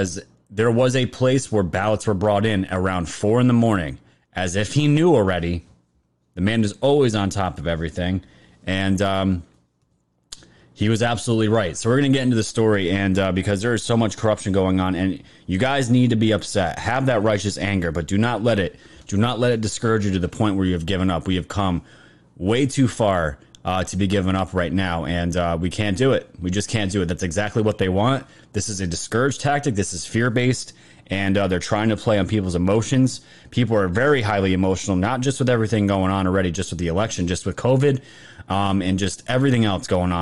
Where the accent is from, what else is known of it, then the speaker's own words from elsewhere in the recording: United States; being American